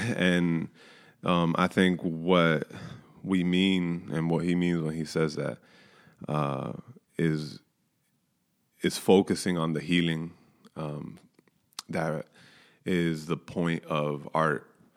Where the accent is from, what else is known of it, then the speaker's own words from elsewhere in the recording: New York, United States; born and raised in New York